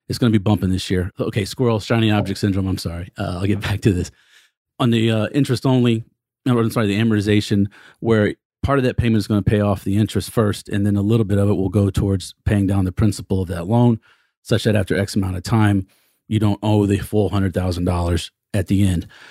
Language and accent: English; Texas, United States; I'm a Texan